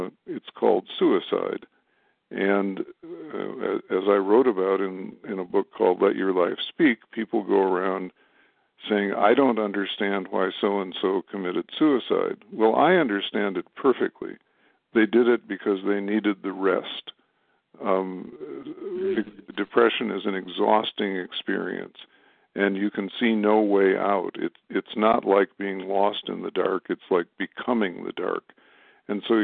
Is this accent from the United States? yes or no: yes; Madison, Wisconsin, United States; my hometown of Madison, Wisconsin